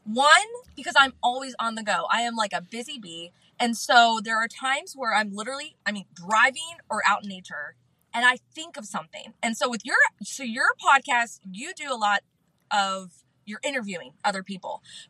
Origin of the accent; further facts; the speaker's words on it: Canfield, Ohio, United States; now in Florida, United States; I was born and raised in Canfield, Ohio